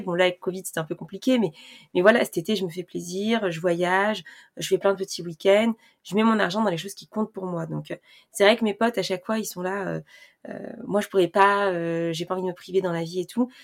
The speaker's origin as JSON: {"language": "French", "country": "France", "said": "pour nous les Français"}